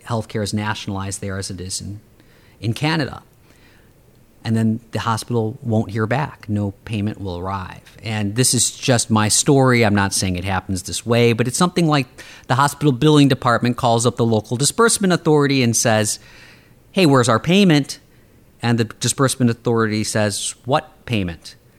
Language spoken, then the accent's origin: English; Chicago, Illinois, United States; I grew up on the South Side and the South suburbs of Chicago